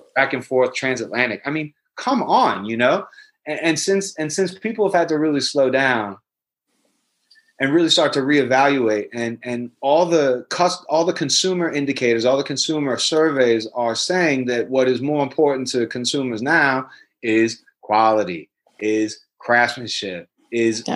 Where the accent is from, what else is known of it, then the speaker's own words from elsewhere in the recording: New York City, New York, United States; I'm a Jew from Brooklyn